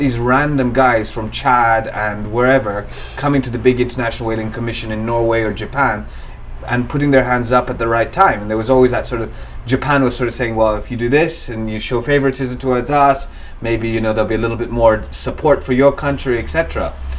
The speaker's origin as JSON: {"language": "English", "area": "shores of Lake Victoria", "region": "Western Kenya", "country": "Kenya", "tie": "born or raised there", "also_born_or_lived": "London", "moved": "as an adult", "lives_now": "Nairobi, Kenya", "said": "So I'm Kenyan, born in Western Kenya um, on the shores of Lake Victoria, um, and raised over there"}